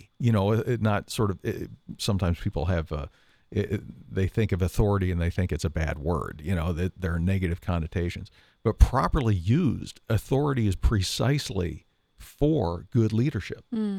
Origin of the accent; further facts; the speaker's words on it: Canada; we used to do pickup street hockey games because I'm from Canada